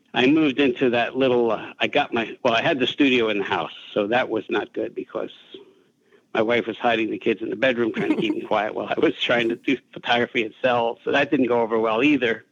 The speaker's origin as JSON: {"language": "English", "region": "New Jersey", "country": "United States", "tie": "born or raised there", "said": "I was a kid from Jersey, high school dropout"}